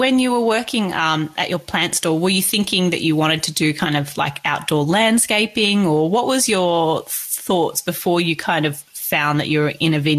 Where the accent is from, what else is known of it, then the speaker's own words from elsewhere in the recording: Wollongong, New South Wales, Australia; Crowe, I see you grew up in Wollongong. That's where I went to high school.